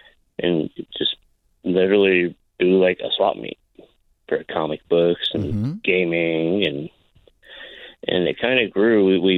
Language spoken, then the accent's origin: English; Connecticut, United States; now in Alaska, United States; Like I came here, I've been here for 15 years. I came from Connecticut.